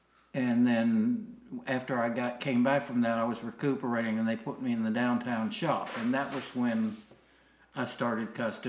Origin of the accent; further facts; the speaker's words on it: Memphis, Tennessee, United States; Well, I grew up on the corners of the corner of Linden and Rembert, initially in 1980 Linden, which is right next door to Ida Wild School.